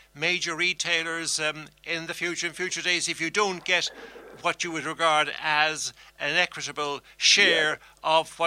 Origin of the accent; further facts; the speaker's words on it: Ireland; we in Ireland